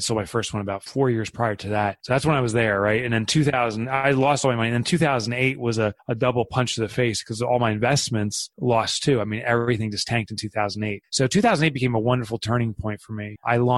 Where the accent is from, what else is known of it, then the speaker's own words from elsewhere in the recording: Boonton, New Jersey, United States; I am from Boonton, New Jersey, which most people wouldn't know where that is since we're such a tiny town